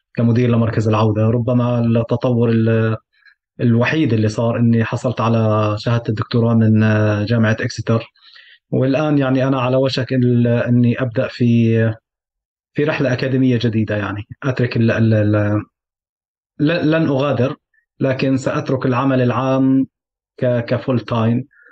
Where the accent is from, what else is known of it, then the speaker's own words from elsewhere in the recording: Syria; moved away; عمليا فعليا ربيت بسوريا